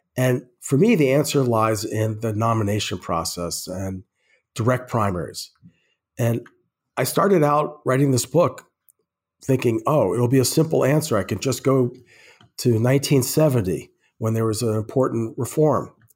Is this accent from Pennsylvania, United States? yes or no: no; Croton-on-Hudson, New York, United States; moved away as an adult; also born or lived in Brooklyn, New York / Oberlin, Ohio / New Mexico / Minnesota; now in Twin Cities, United States; I was born in Brooklyn, New York, and I still identify as a Brooklynite. I went to school you know, the beginning of, uh, elementary school, and then my parents moved a lot of people out, out of Brooklyn to northern Westchester, which is where I more or less grew up, a small town called Croton on Hudson.